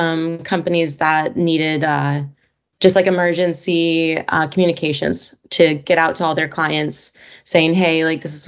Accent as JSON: {"language": "English", "town": "Evansville", "region": "Indiana", "country": "United States", "moved": "yes", "lives_now": "Seattle, United States", "said": "I'm from Evansville, Indiana, originally. Currently living in Seattle, Washington"}